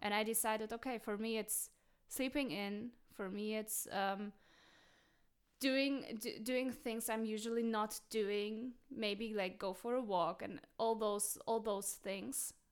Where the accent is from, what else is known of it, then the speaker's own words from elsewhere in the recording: Berlin, Germany; growing up in West Berlin in a German kindergarten